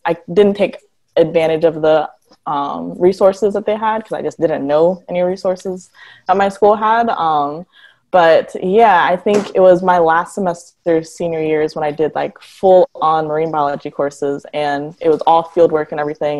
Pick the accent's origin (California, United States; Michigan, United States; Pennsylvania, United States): Michigan, United States; Detroit; I am originally from Michigan, Detroit specifically